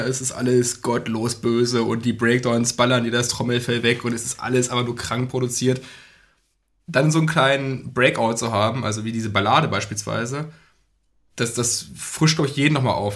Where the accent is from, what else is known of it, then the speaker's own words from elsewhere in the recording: Braunschweig, Lower Saxony, Germany; wir kommen aus Braunschweig, die Braunschweiger Szene